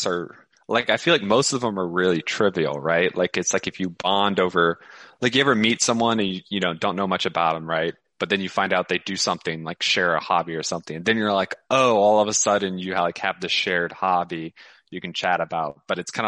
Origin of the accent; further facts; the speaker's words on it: United States; I identify as American. I'm not ashamed being American